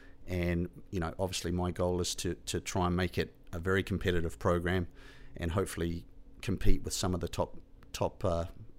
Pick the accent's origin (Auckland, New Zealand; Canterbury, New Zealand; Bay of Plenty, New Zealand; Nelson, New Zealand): Canterbury, New Zealand; Hinds; Yeah, I grew up in the South Island of New Zealand. I grew up in a very small town called Hines, and we only had a population of 300 people.